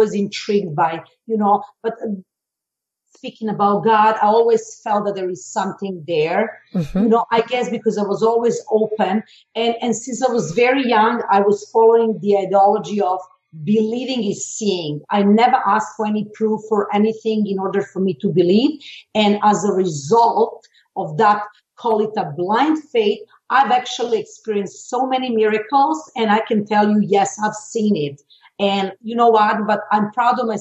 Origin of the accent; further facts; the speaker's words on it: Belgrade, Serbia; being born in former Yugoslavia. I'm from Serbia, originally from Belgrade.